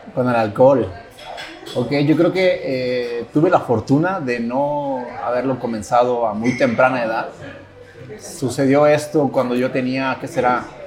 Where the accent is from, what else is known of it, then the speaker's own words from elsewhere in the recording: La Barca, Jalisco, Mexico; also born or lived in Ocotlán; yo soy de un pueblo, soy de La Barca